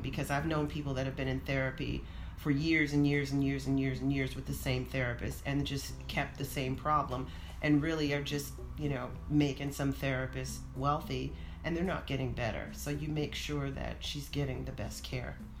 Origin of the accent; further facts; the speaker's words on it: Oakland, California, United States; moved away; also born or lived in Atlanta; I grew up in Oakland when the Black Panthers were rolling around in the streets